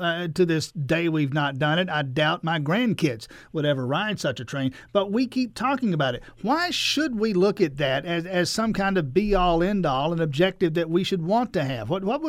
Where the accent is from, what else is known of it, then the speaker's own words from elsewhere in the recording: United States; I'm an American.